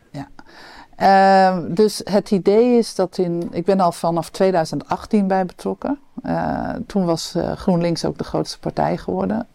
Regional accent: Amsterdam, North Holland, Netherlands; we als Amsterdammers

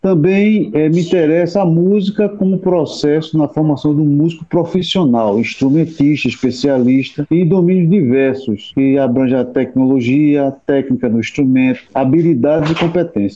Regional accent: Recife, Pernambuco, Brazil; moved away as an adult; also born or lived in Portugal; now in Sobral, Brazil; sou natural de Recife, Pernambuco

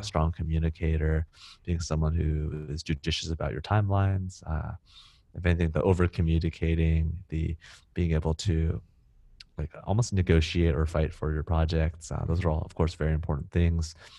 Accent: Silicon Valley, California, United States; moved away as an adult; now in Singapore; where I grew up, you know, in Silicon Valley

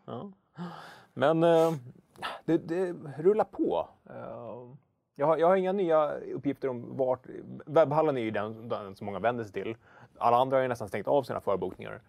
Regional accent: Hökarängen, Stockholm County, Sweden; i Hökeräng där jag växte upp

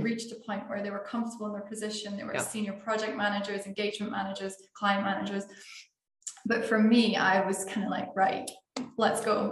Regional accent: Scotland, United Kingdom; now in Portugal; I'm from Scotland

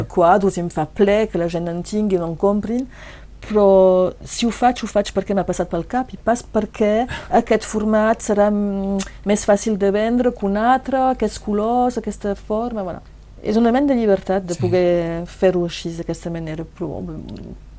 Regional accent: Bages, Occitania, France; a Bages, a la Casa Carrera, perquè és el meu poble

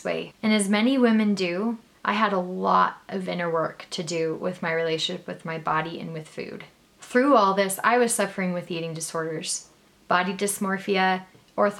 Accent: Arizona, United States; now in Utah, United States; So I was born and raised in Arizona, but I'm currently living in Utah

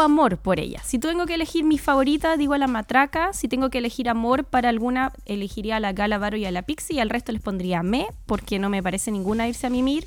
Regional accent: Chile; los chilenos también tenemos

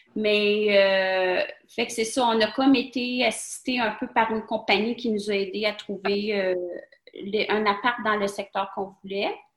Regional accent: Quebec, Canada; moved away as an adult; also born or lived in Bahrain; chez nous au Québec

